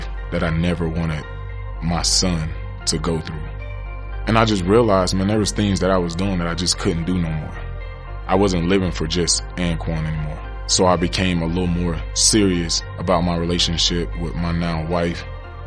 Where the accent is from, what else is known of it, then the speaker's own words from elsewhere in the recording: Pahokee, Florida, United States; my hometown, Pahokee, Florida.